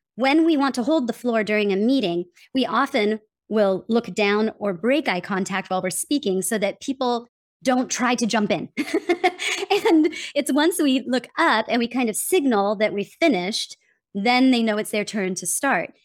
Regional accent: United States; accent: general American; moved away; also born or lived in Denmark; I'm from America

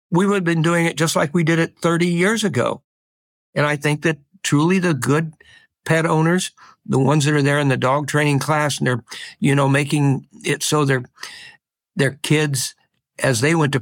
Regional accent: Midwest, United States; now in Bay Area, United States; where I grew up in the Midwest on the farm

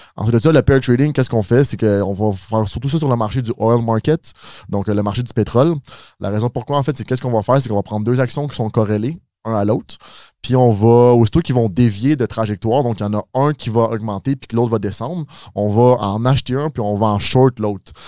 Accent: Mascouche, Quebec, Canada; je viens de Mascouche

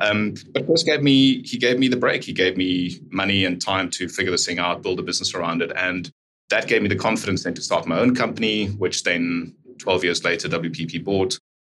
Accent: South Africa; I'm from South Africa.

